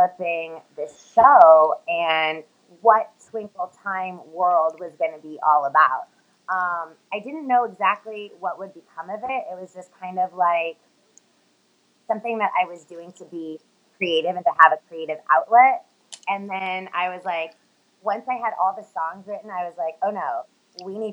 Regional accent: Los Angeles, California, United States; I'm from Los Angeles.

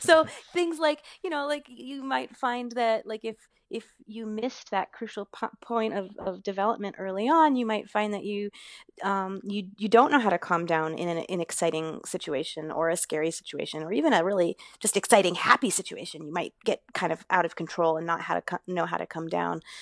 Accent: Maine, United States; also born or lived in Boston; I grew up in Maine

